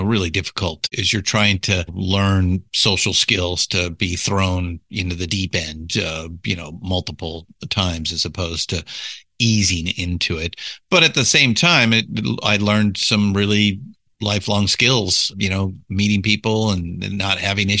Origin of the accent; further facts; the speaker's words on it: California, United States; I was born and raised in Southern California. So, you know, entertainment capital of the world